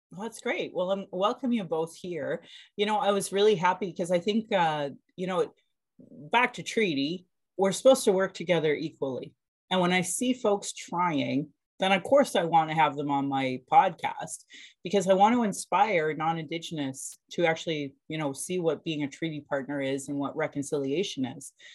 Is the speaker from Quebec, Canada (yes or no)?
no; Calgary, Alberta, Canada; I was born in Calgary or in Blackfoot Mokinstis